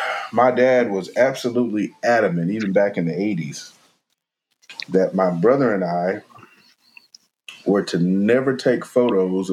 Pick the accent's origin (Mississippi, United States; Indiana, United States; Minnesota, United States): Mississippi, United States; growing up in Mississippi